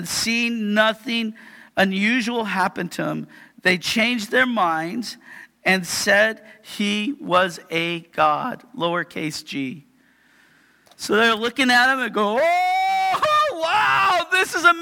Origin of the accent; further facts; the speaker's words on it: Yakima, Washington, United States; I am a guy from Yakima